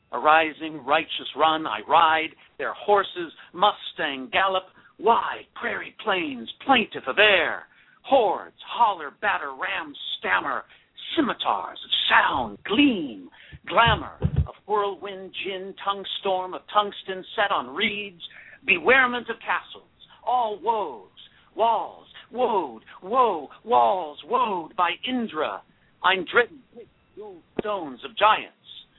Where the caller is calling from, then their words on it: Chatsworth, California, United States; I am calling from Chatsworth, California.